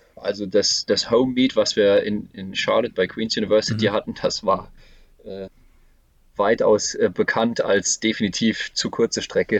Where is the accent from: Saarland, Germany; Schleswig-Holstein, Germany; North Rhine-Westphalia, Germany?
Saarland, Germany; Saarbrücken; moved away as an adult; now in Karlsruhe, Germany; Ich bin in Saarbrücken geboren. Ich habe den größten Teil ja. meines Lebens mhm. in Saarbrücken gewohnt